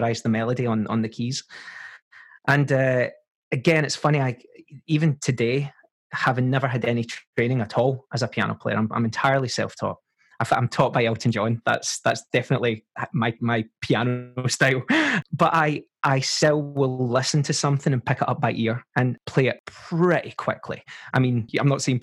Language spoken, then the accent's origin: English; Paisley, Scotland, United Kingdom; accent: Scottish; grew up in a modest little flat with my mum, my dad, my sister